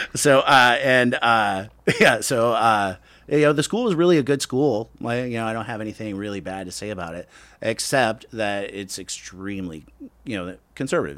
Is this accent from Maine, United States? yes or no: no; Lowell, Indiana, United States; moved away; also born or lived in Gary, Indiana; I was born in Gary, grew up in a small town, Lowell, Indiana